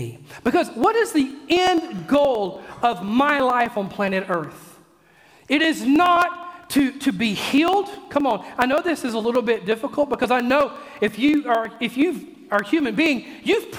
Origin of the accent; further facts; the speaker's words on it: Mississippi, United States; I'm from Mississippi